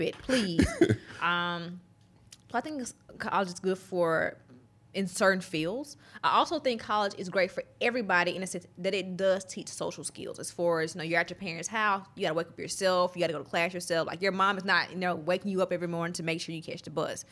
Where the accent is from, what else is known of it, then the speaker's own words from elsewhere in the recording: Mississippi, United States; accent: Southern drawl; growing up in Mississippi